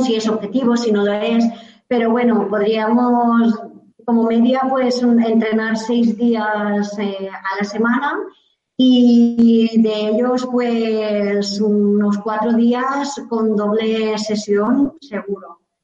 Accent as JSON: {"language": "Spanish", "area": "Vilafamés/Villabella, Castellón", "region": "Valencian Community", "country": "Spain", "said": "mi pueblo, de aquí en, villabella en, Castellón"}